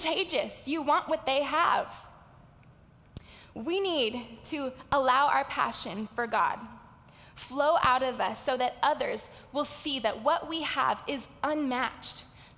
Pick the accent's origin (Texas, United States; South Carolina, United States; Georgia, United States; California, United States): California, United States; Los Angeles; accent: valley girl; I grew up in the San Fernando Valley, which is why I say like a lot. I'm a valley girl